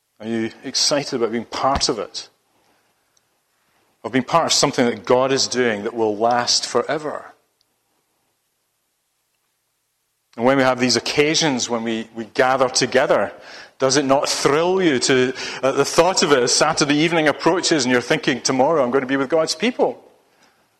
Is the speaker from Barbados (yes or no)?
no; Ayrshire, Scotland, United Kingdom; now in Solihull, United Kingdom; I was born and grew up in Ayrshire, in Scotland.